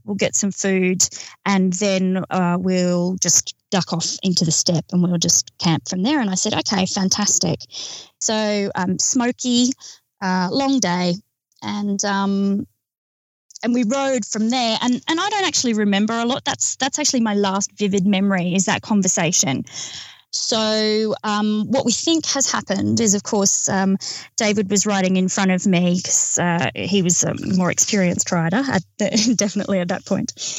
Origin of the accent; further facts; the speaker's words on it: Australia; We're from Australia.